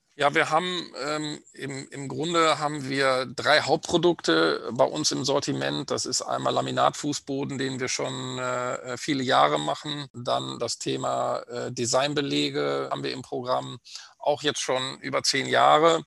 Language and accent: German; Bad Oeynhausen, North Rhine-Westphalia, Germany; komme aus dem schönen Ostwestfalen, bin geboren in Bad Oeynhausen